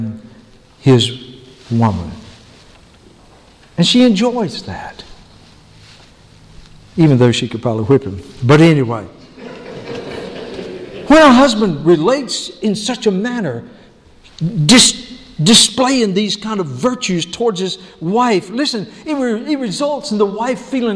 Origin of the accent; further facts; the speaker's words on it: the South, United States; the American gentleman that I am, you know, the nice southern gentleman that I am